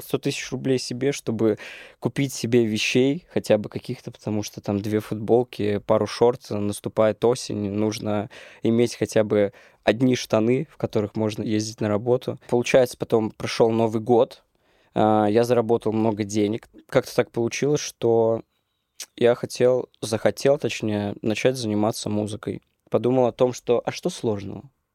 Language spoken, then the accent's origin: Russian; Orenburg, Orenburg Oblast, Russia; moved away as an adult; now in Moscow, Russia; Я из Оренбурга